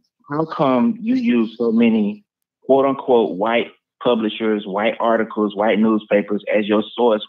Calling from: Orlando, Florida, United States; I'm calling from Orlando, Florida.

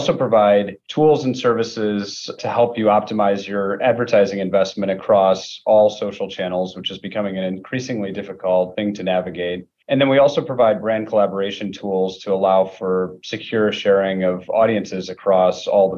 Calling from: Rochester, New York, United States; I'm joining you from Rochester, New York.

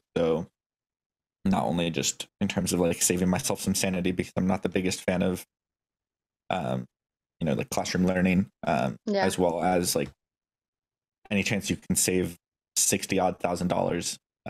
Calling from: Seattle, Washington, United States; So I'm working out of the Blue Origin headquarters in the Seattle area, so quite the trek away from where I started.

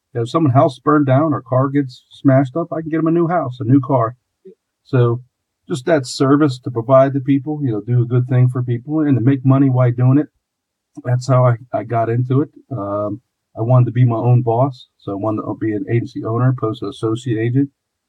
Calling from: Pittsburgh, Pennsylvania, United States; Pittsburgh, Pennsylvania.

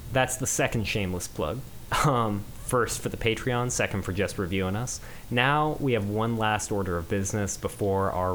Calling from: Seattle, Washington, United States; I'm calling in from Seattle, Washington

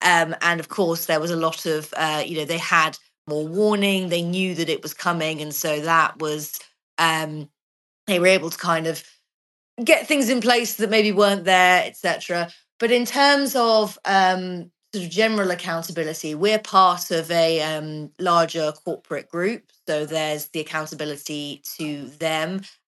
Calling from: Portugal; I'm actually joining you from Portugal.

